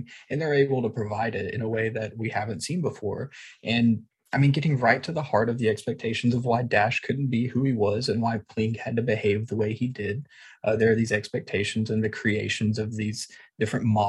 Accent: East Texas, United States; I'm from East Texas, at a place where you had to try really hard to find your reflection in the story

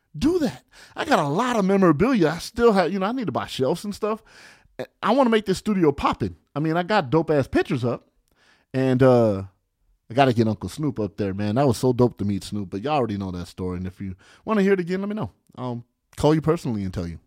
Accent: California, United States; I'm from California

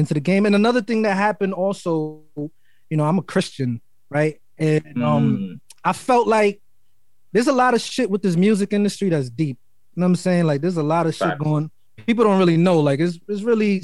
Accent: New York City, New York, United States; And I'm from Harlem. I was born in Harlem. I was raised in Brooklyn. I was always back and forth

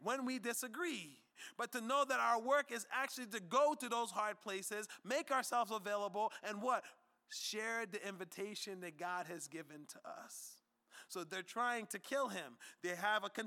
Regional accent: United States; us as American Christians

